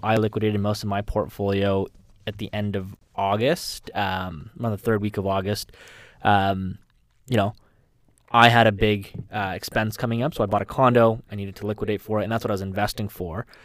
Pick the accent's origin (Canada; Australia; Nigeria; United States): Canada; as a Canadian